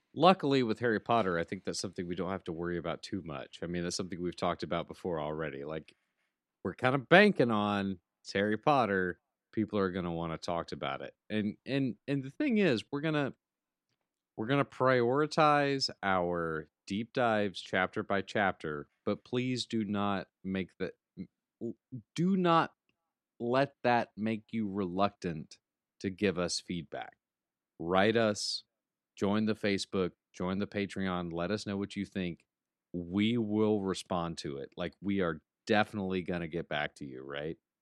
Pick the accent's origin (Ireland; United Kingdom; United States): United States; Alabama; now in Atlanta, United States; I'm from Alabama. Roll Tide. I miss being home.